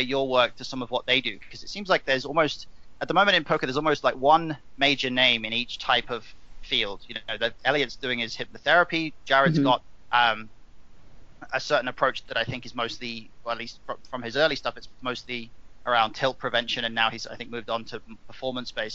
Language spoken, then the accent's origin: English; England, United Kingdom; I'm an Englishman